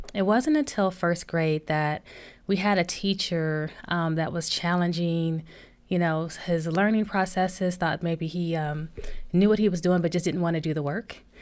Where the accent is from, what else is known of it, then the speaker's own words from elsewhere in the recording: Flint, Michigan, United States; we grew up in Flint, Michigan, and, you know, grew up in the hood